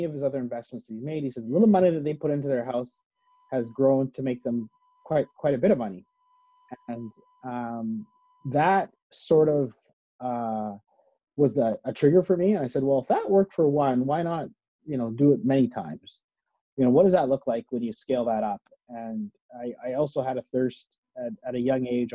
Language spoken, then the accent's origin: English; Edmonton, Alberta, Canada; moved away as an adult; I was born in Edmonton, actually. Yeah. I grew up in Edmonton. And then when I graduated from university, I moved out west.